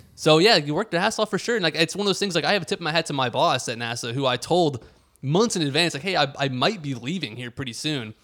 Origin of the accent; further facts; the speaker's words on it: Houston, Texas, United States; moved away as an adult; now in Washington, D.C., United States; growing up in the Greater Houston area